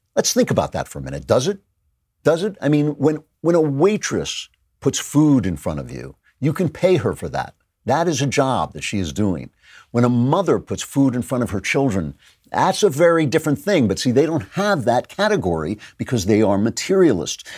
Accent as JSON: {"language": "English", "region": "New York", "country": "United States", "said": "we're New Yorkers"}